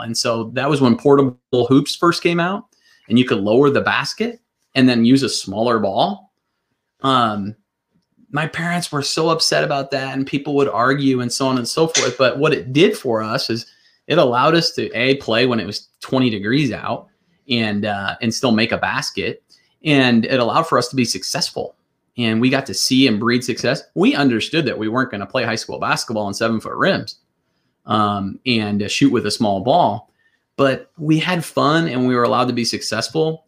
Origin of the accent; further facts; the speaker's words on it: Northwest Iowa, United States; I grew up in Northwest Iowa to blue collar family